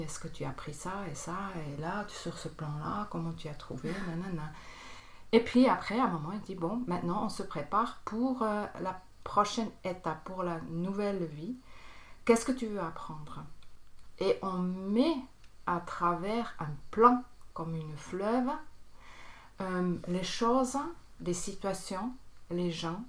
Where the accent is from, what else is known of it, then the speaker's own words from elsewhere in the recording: Bern, Switzerland; moved away; also born or lived in Tarn, France; Je viens de Berne, c'est en Suisse. J'ai grandi euh, aussi à Berne